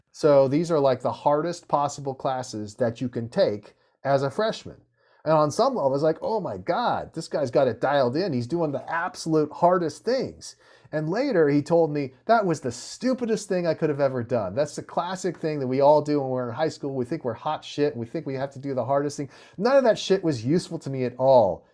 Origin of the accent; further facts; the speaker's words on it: Santa Monica, California, United States; I was born and raised in Santa Monica, California